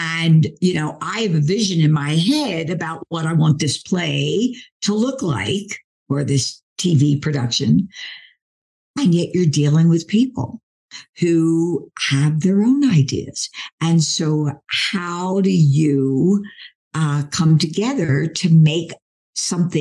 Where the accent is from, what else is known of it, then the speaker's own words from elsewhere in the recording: Philadelphia, Pennsylvania, United States; I'm from Philly.